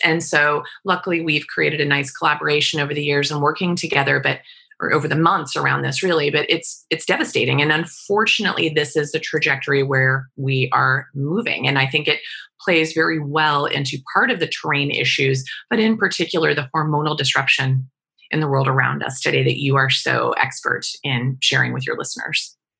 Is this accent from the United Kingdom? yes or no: no; Wichita, Kansas, United States; I grew up in Wichita, Kansas